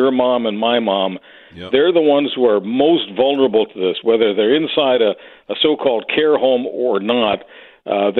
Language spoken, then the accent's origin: English; Canada; to be a Canadian